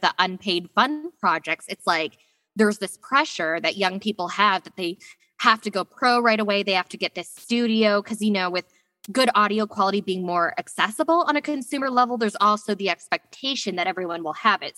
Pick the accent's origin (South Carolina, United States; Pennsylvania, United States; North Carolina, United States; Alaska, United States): Alaska, United States; I grew up in Alaska